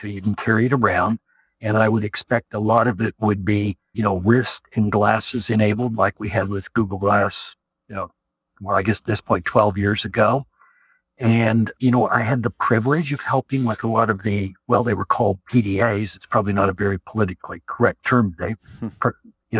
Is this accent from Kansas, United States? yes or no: yes; Hutchinson, Kansas, United States; I was born in Hutchinson, Kansas, and still live here